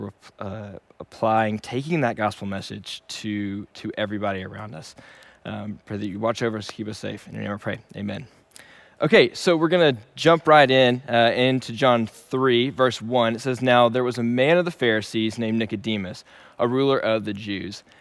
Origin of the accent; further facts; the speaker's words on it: Shreveport, Louisiana, United States; moved away as an adult; also born or lived in Dallas, Texas; Originally, I am from Shreveport, Louisiana, and I was born and raised there.